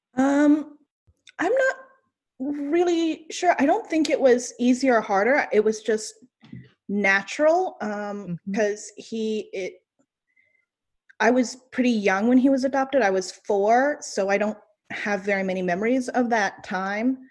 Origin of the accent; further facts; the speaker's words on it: Brevard, North Carolina, United States; I grew up in Brevard, North Carolina, so it was a pretty small town